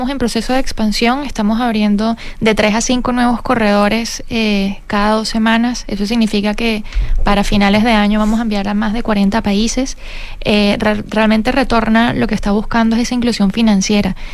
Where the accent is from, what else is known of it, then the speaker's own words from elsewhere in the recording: Venezuela; also born or lived in Colombia; now in Chile; soy, una venezolana nacida en ah, Colombia. Ah, Realmente me crié en Venezuela, pero soy de origen colombiano.